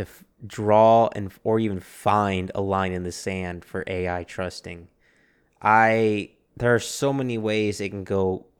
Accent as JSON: {"language": "English", "town": "Chicago", "region": "Illinois", "country": "United States", "said": "We're both originally from Chicago."}